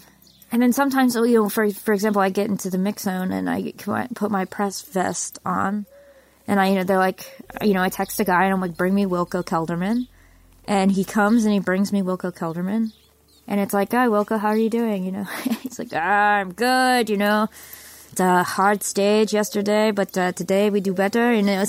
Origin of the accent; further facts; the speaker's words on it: United States; the first time I went to Europe when I was an undergrad as a music student. Barely 20, and decided, being American and rosy-eyed